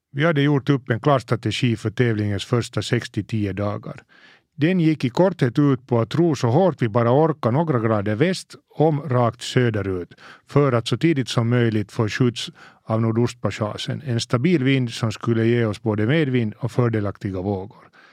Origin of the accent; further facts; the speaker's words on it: Helsinki, Uusimaa, Finland; Mina första minnen från havet är från när jag var kanske fem sex år och vi lämnade Helsingfors i familjens segelbåt